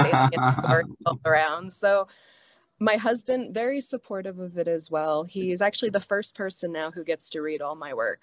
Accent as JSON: {"language": "English", "town": "New York City", "region": "New York", "country": "United States", "tie": "born or raised there", "moved": "as an adult", "lives_now": "Hawaii, United States", "said": "I was born and raised in Staten Island"}